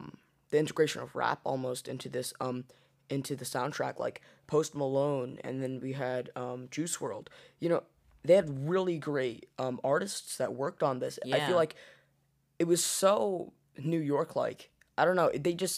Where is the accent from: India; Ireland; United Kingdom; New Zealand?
India; I'm from India, what do you mean?